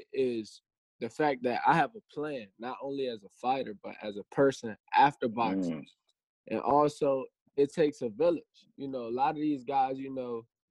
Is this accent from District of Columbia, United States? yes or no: yes; Washington, District of Columbia, United States; Washington, D.C., Southeast Washington, D.C.